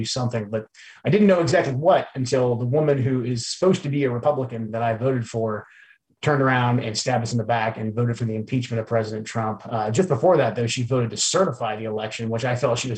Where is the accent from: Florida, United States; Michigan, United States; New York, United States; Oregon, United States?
Oregon, United States; Portland; moved away as an adult; now in Washington, United States; I wanted to get my kids back to the Pacific Northwest, where I grew up. So I moved the kids back here to the Pacific Northwest. I'm originally from Portland, Oregon